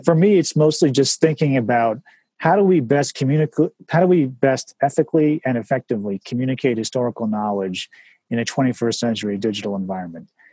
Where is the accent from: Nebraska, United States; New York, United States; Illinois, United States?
New York, United States; White Plains; White Plains is an amazing place to grow up. The schools were amazing